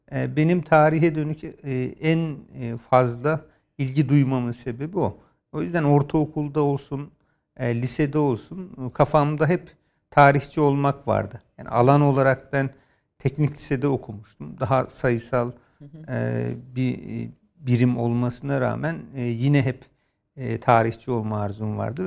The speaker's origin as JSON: {"language": "Turkish", "area": "a village in Bolu", "region": "Bolu Province", "country": "Turkey", "tie": "born or raised there", "said": "ben bir köyde doğdum ve ilkokulun belli bir bölümünü orada yaşadım ama o e, işte Köroğlu Dağları'nın sırtlarında yer alan Bolu'da bir köy"}